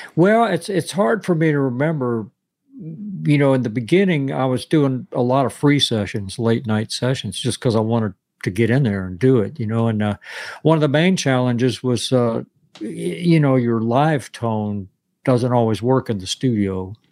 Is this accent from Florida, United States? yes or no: yes; West Palm Beach, Florida, United States; moved away; also born or lived in New York / Nashville; I grew up in West Palm Beach, Florida